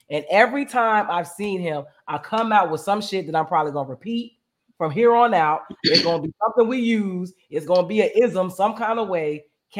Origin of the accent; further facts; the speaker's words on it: Philadelphia, Pennsylvania, United States; And I'm from Philly